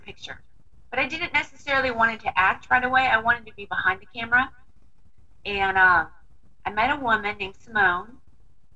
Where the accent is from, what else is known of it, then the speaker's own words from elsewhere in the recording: Santa Rosa, California, United States; also born or lived in Sacramento, California / Bodega Bay, California; I was born in Sacramento, California, and raised between Santa Rosa, California, and Bodega Bay